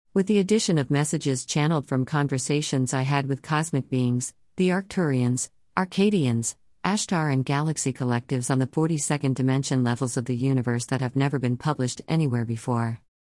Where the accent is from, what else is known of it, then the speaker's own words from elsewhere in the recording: London, United Kingdom; accent: London; my London accent